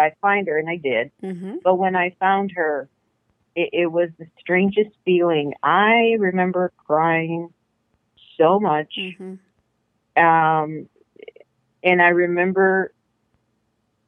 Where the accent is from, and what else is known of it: Corpus Christi, Texas, United States; born or raised there; moved away as an adult; now in The Woodlands, United States